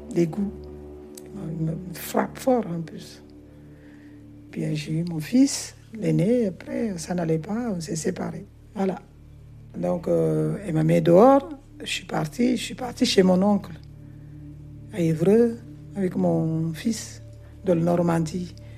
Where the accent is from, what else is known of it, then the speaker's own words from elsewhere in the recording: Guinea-Bissau; French is a second language; now in France; Je suis née en Guinée-Bissau. J'ai grandi là-bas un peu, dans la campagne